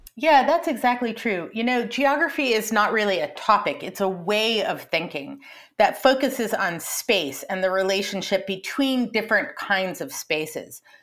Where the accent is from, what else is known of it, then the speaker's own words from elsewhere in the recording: Colorado and Montana, Rocky Mountain West, United States; I grew up in Colorado and in Montana, out in the Rocky Mountain West